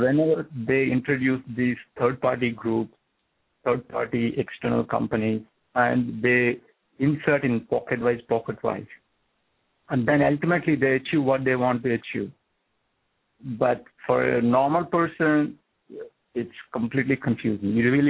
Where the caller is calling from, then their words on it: New Jersey, United States; from New Jersey.